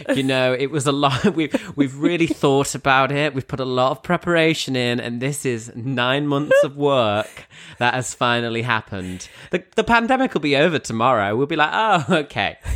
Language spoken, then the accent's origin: English; Grimsby, Yorkshire and the Humber, United Kingdom; moved away as an adult; also born or lived in London; I'm back in Grimsby. I'm back, I'm back in the, uh, hometown